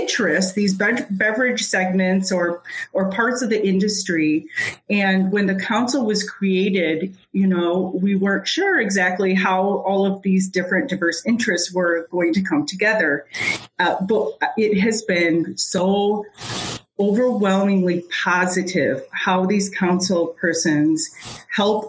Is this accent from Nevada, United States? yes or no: no; Grand Rapids, Michigan, United States; also born or lived in Lansing, Michigan / Virginia / Oregon; I grew up in the Grand Rapids region, and I came to Michigan State University and ended up, for the most part, staying in Lansing